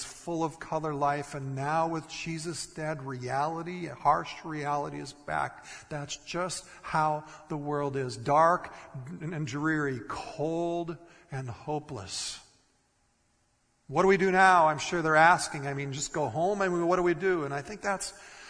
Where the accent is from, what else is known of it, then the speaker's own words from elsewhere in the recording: Minnesota, United States; moved away; I grew up in Minnesota